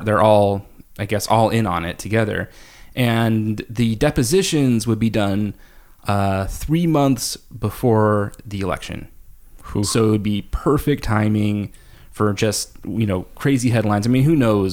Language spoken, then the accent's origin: English; California, United States; now in Seattle, United States; I grew up in California where it's just like your summer is stark, zero clouds uh, zero wind, no breeze.